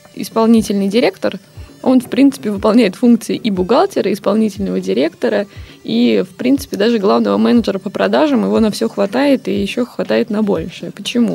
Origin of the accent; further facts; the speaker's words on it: Tallinn, Harju County, Estonia; moved away as an adult; now in Saint Petersburg, Russia; Я просто сама из Сталина